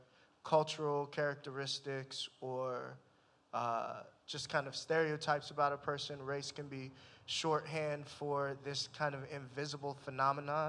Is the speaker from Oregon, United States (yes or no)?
no; Fairfax County, Virginia, United States; moved away as an adult; also born or lived in North Carolina; now in Washington, D.C., United States; I grew up in Fairfax County, Virginia